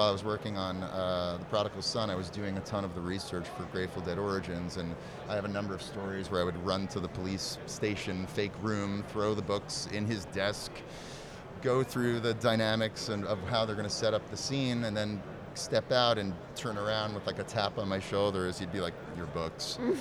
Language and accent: English; New York, United States; I'm a New Yorker.